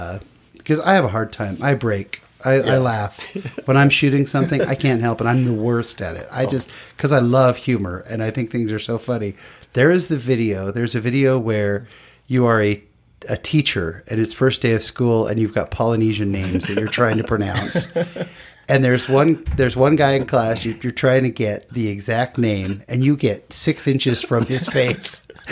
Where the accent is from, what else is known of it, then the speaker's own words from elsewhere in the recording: California, United States; I grew up in California.